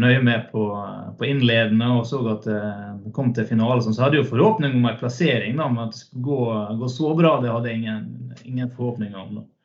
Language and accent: Norwegian; Hellesylt, Møre og Romsdal, Norway; moved away as an adult; also born or lived in Trondheim / Oslo / Denmark / Finnøy; født og oppvokst eh, inne, i en fjord, nær sagt, på, mm. på Hellesylt